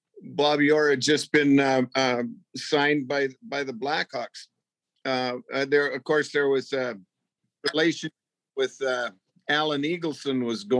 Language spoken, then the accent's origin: English; Edmonton, Alberta, Canada; born or raised there